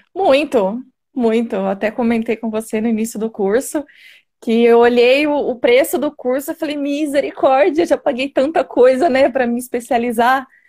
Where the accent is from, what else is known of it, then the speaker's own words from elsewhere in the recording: Jundiaí, São Paulo, Brazil; sou de Jundiaí, São Paulo